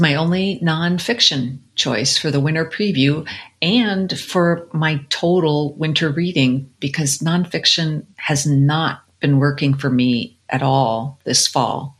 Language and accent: English; Colorado, United States; I grew up in Colorado